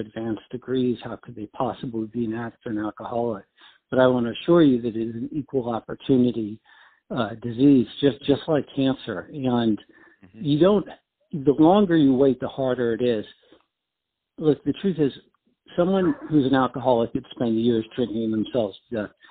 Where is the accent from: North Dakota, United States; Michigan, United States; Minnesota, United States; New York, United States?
New York, United States; moved away as an adult; also born or lived in Washington, D.C.; now in South Florida, United States; But I'm from New York